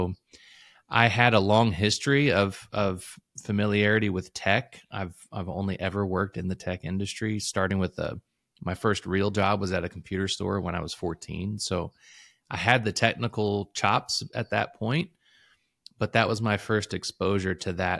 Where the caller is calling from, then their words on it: Louisville, Kentucky, United States; I am calling in from Louisville, Kentucky. Or just a little bit outside of Louisville.